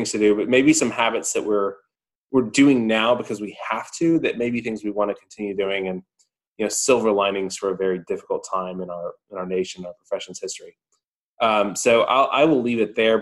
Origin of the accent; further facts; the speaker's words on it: Georgia, United States; my home state of Georgia